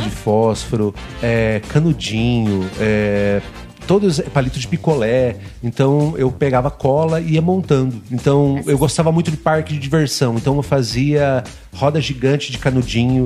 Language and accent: Portuguese; Cascavel, Paraná, Brazil; Então eu nasci em Cascavel, né? sou cascavelense, sou aqui, daqui de pertinho